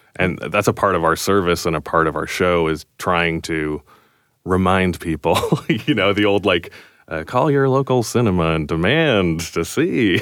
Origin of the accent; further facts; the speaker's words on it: Canada; we're Canadian